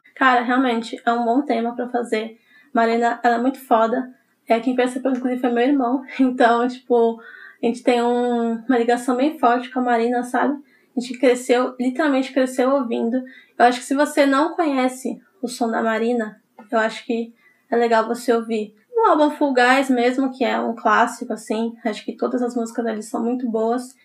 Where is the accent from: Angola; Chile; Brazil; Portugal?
Brazil; São Paulo; eu sou de São Paulo